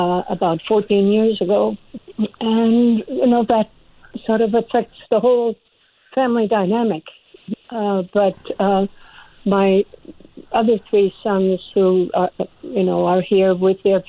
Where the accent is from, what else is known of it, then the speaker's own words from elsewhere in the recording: Washington, District of Columbia, United States; also born or lived in Norway / Boston; I came to the United States with my family then, and therefore raised in the greater Washington, D.C. area